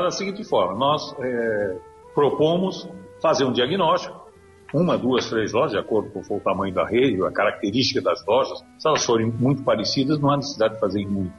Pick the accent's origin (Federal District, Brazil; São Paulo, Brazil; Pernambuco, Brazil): São Paulo, Brazil; Santos; Meu pai tinha um pequeno comércio lá em Santos, minha cidade natal